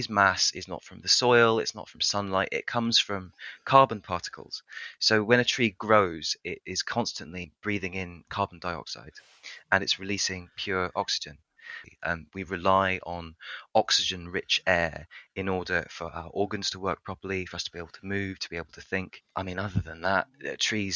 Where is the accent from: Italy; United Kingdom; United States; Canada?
United Kingdom; near Brighton, South East England; moved away as an adult; also born or lived in Orkney Islands, Scotland; now in Bristol, United Kingdom; I mostly grew up near Brighton